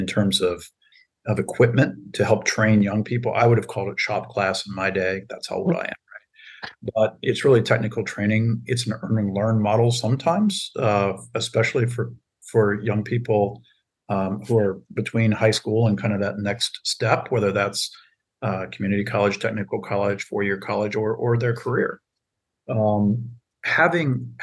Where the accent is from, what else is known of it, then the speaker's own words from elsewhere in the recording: Circleville, Ohio, United States; moved away; my hometown of Circleville, Ohio